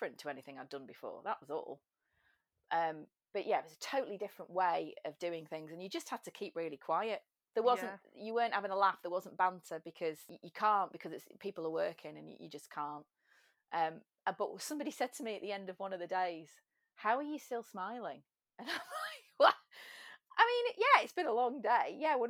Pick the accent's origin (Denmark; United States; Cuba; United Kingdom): United Kingdom; England; also born or lived in London / Dublin; I'm English